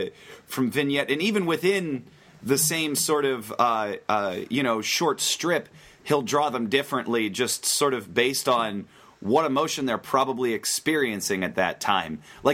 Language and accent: English; Western Pennsylvania, United States; I grew up in Western Pennsylvania, where, you know, the most exciting thing to do on the weekends was usually hang out in the Burger King parking lot.